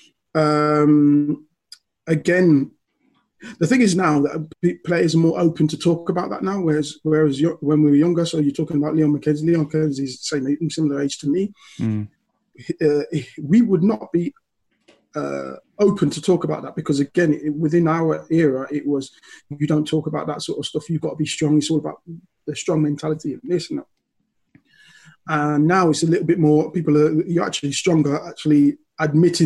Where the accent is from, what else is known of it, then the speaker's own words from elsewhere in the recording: Leicester, East Midlands, United Kingdom; moved away as an adult; also born or lived in Liverpool; I was born and raised in Leicester